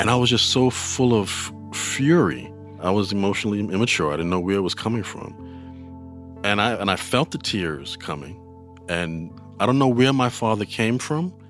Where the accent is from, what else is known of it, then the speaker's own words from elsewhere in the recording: New York City, New York, United States; I'm from New York City. I grew up in the Bronx